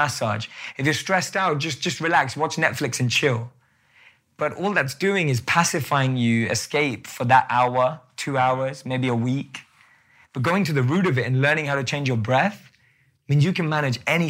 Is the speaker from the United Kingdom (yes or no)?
yes; London, United Kingdom; moved away; I still look like I'm from London